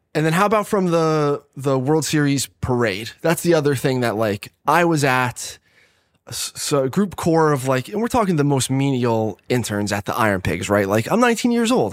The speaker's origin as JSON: {"language": "English", "town": "Catasauqua", "region": "Pennsylvania", "country": "United States", "also_born_or_lived": "Philadelphia", "said": "I was from Allentown, basically, one of the suburbs of Allentown, Cattasauqua"}